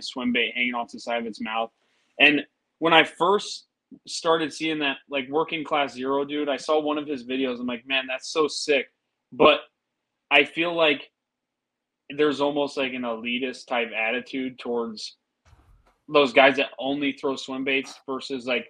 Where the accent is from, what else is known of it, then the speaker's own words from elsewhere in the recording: Midwest, United States; I am from the Midwest